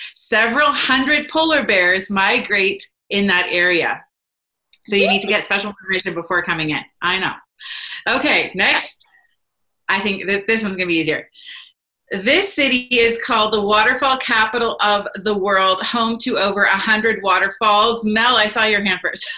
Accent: Ottawa, Ontario, Canada; now in British Columbia, Canada; I was born in Ottawa

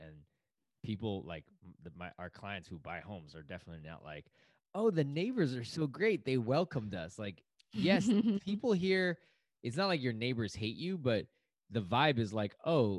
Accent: China; now in United States; I'm from the East Coast. Okay, well, I'm from China, but like, I'm from the East Coast.

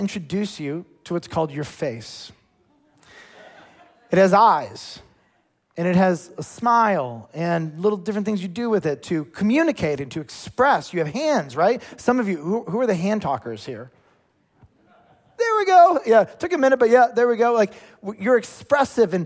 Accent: United States; as American Christians

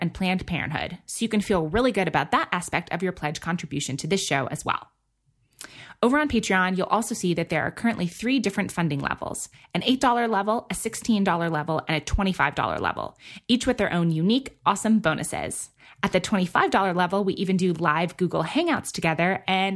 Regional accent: New York City, New York, United States; moved away; I grew up in New York City

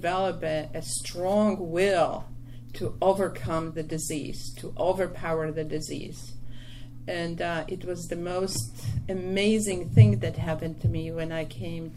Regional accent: Poland; English is a second language; moved away as an adult; now in New York City, United States; I was born in Poland 3 years after World War II

